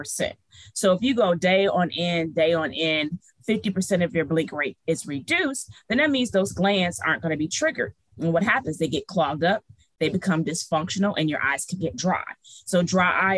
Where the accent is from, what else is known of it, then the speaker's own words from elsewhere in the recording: Detroit, Michigan, United States; moved away as an adult; also born or lived in New Orleans; Detroit raised